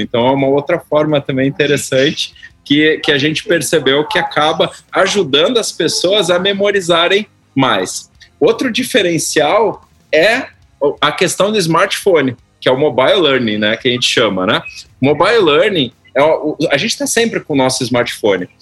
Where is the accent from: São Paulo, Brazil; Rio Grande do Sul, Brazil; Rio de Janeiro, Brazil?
Rio Grande do Sul, Brazil; Porto Alegre; eu tinha 12 anos de idade, sou gaúcho, né, conterrâneo aí, lá de Porto Alegre